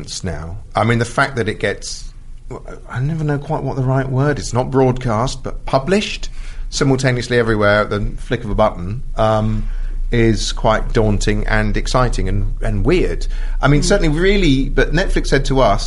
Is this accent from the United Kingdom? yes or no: yes; United Kingdom; Being British